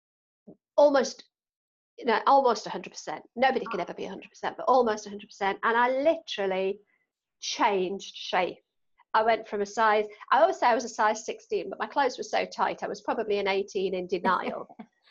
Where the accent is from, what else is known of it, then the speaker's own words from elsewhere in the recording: Newcastle, North East England, United Kingdom; accent: Geordie; as a Geordie